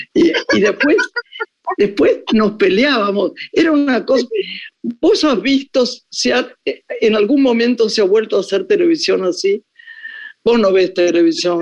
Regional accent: Argentina; moved away as an adult; also born or lived in Paris, France; yo que soy profundamente argentina

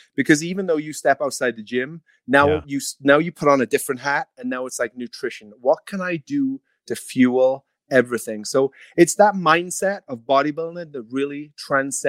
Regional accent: Wales, United Kingdom; now in Clearwater, United States; I'm Welsh

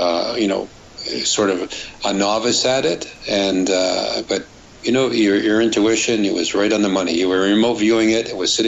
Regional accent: Germany; now in California, United States; but I'm from Germany. I'm a medical doctor. Well, I work for NASA in California

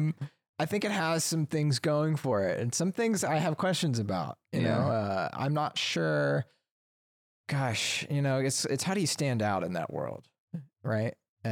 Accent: Alabama, United States; I'm from Alabama.

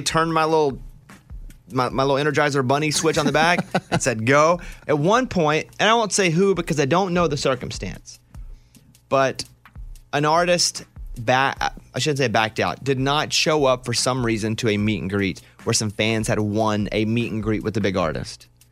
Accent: central Arkansas, United States; when I grew up in Arkansas, in central Arkansas

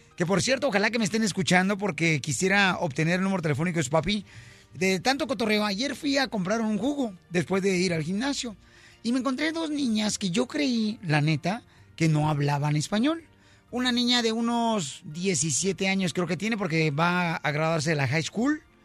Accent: Mexico; now in United States

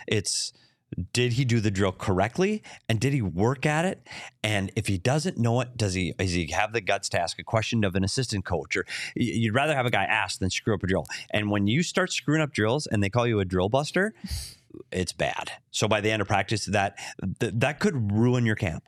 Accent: Minnesota, United States; moved away; also born or lived in Arizona; I'm a Minnesotan

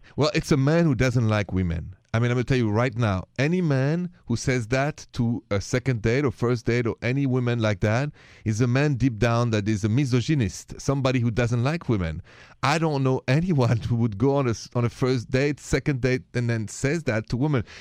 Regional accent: France; accent: French; The accent is French, français

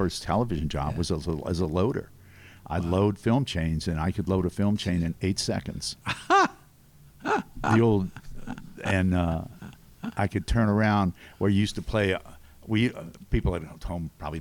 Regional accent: New Orleans, Louisiana, United States; also born or lived in Lafayette; I'm from New Orleans

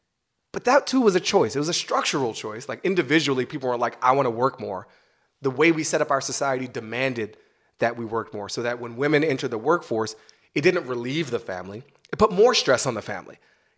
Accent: United States; I'm an American

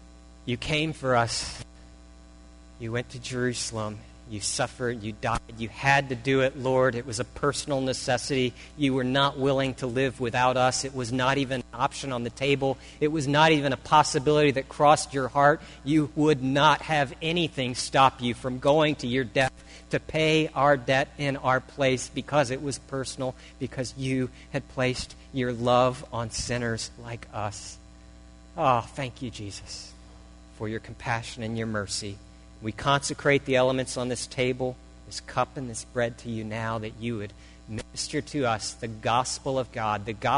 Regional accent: Syria; I visit a house and I tell them I'm from Syria, that I'm from a Muslim background too

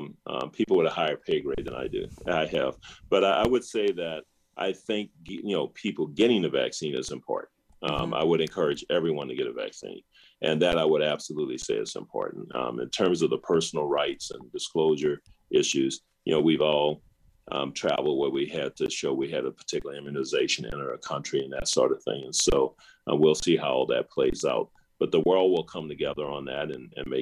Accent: the South, United States; As a Black person who grew up in the segregated South during the civil rights 60s

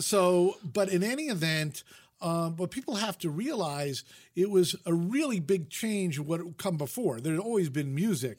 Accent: Fairfield, Connecticut, United States; moved away as an adult; also born or lived in Vermont / Utah; now in Los Angeles, United States; I grew up in Fairfield, Connecticut, which is fifty miles from New York City

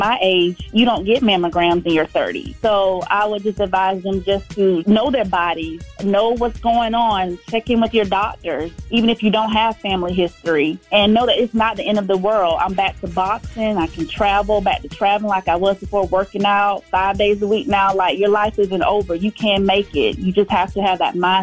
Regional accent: Valdosta, Georgia, United States; I'm from Valdosta, Georgia

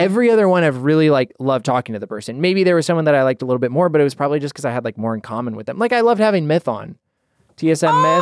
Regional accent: Idaho, United States; moved away; I'm from Idaho originally

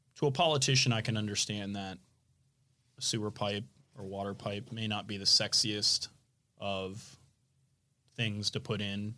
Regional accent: Florida Keys, United States; growing up in the Keys

